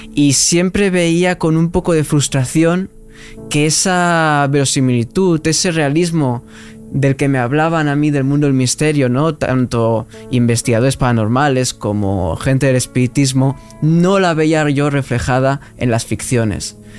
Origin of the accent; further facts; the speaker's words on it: Tarragona, Catalonia, Spain; moved away as an adult; also born or lived in Alicante / Cuba; now in Madrid, Spain; yo soy de Tarragona, después viví en Alicante, he vivido en Cuba